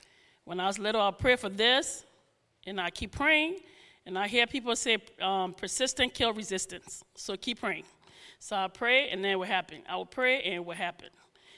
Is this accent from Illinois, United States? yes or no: no; New York, United States; also born or lived in Rhode Island / New Jersey; now in New Hope, United States; Yeah, and now I grew up in New York. I lived in a little bit in Rhode Island, New Jersey, and then here. And now I live in New Hope.